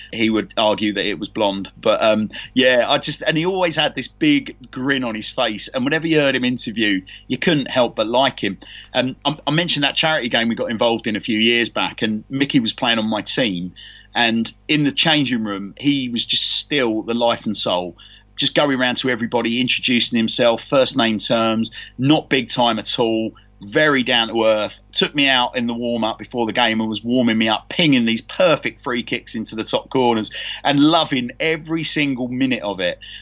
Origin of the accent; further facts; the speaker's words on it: London, United Kingdom; accent: Londoner; also born or lived in Canterbury; growing up in London as a real youngster